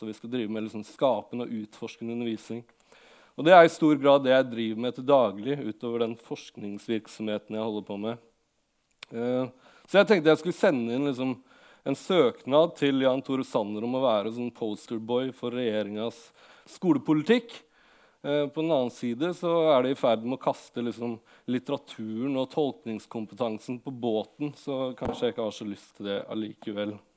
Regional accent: Lillehammer, Innlandet, Norway; jeg kom fra Lillehammer, og da jeg vokste opp, så hadde Lillehammer et veldig stort uh, hiphop-miljø som eh, jeg på en måte vokste opp

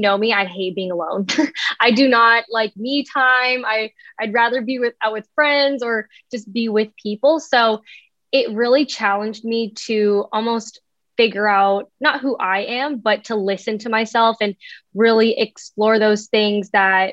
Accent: Canada; now in Los Angeles, United States; originally I'm from Canada and I'm living out in LA.

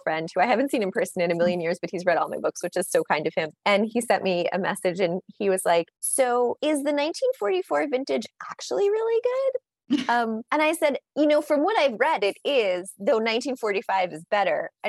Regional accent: United States; I'm an American author

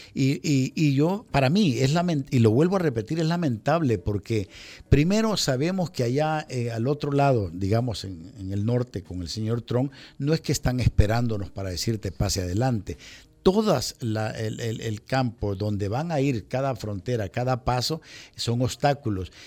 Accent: El Salvador; moved away; also born or lived in United States; como latino, como salvadoreño

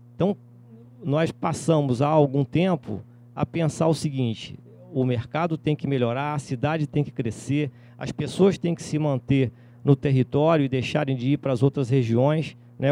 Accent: Cantagalo, Rio de Janeiro, Brazil; Eu sou de Cantagalo, fica na Serra, a 53 quilômetros de Nova Friburgo

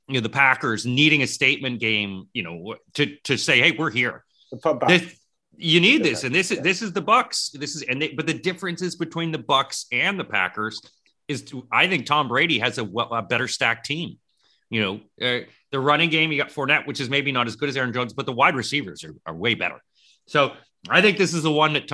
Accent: Canada; especially as a Canadian and a Blue Jays fan

